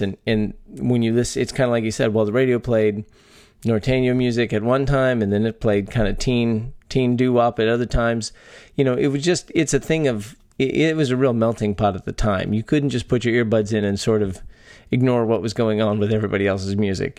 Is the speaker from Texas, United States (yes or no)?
yes; Texas, United States; born or raised there